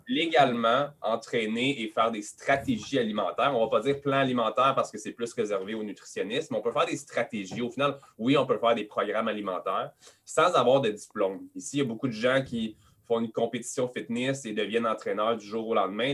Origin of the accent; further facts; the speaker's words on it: Montreal, Quebec, Canada; accent: Quebec; je suis québécois, je suis à Montréal, 514 euh, Montréal.